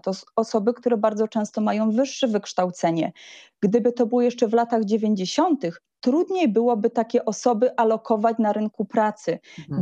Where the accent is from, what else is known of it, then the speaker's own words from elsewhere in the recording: Silesian Voivodeship, Poland; sama jestem ślązaczką